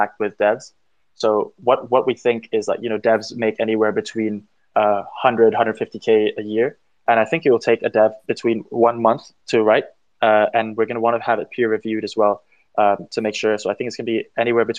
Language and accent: English; Thailand; also born or lived in United Kingdom; we're actually all from Thailand, but we're all internationally educated